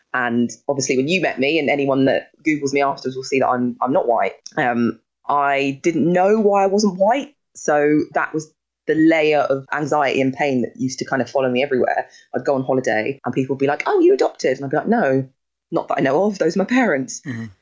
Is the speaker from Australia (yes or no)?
no; Sutton, London, United Kingdom; I've been isolating in my house where I grew up in Sutton.